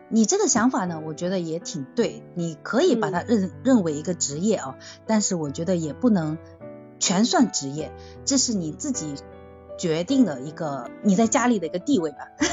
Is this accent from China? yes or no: yes; Zhejiang, China; 因为我是嗯。南方人，我是浙江的